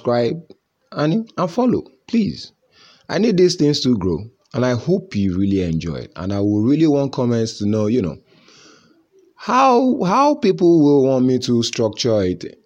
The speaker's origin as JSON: {"language": "English", "country": "Nigeria", "said": "as a Nigerian"}